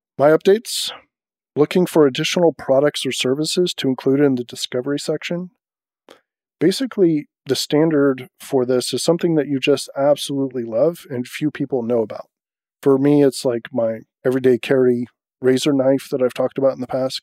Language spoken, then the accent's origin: English; United States; as an American